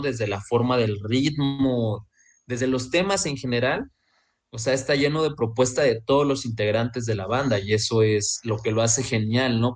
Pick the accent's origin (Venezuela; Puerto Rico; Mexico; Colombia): Mexico; Veracruz; yo soy de Veracruz